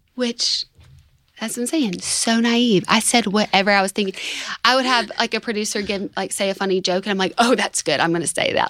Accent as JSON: {"language": "English", "town": "Tuscaloosa", "region": "Alabama", "country": "United States", "said": "I'm from Tuscaloosa"}